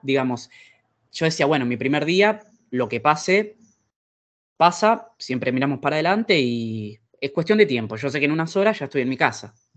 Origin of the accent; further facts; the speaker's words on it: Argentina; now in Italy; En mi eh, experiencia argentina